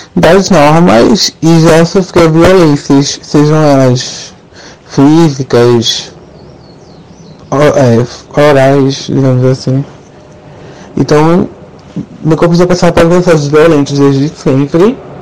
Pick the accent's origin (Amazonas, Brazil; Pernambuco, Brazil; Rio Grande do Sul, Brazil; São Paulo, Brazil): Pernambuco, Brazil; Recife; Eu sou de Recife